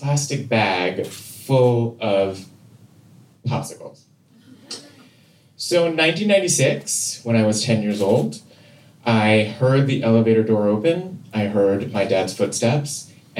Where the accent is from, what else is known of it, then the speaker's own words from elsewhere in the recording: Seoul, South Korea; I grew up in Seoul, South Korea